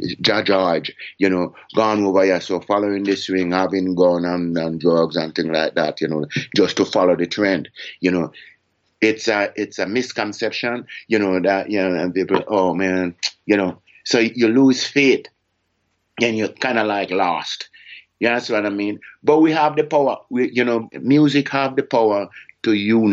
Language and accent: English; Jamaica; me as Jamaican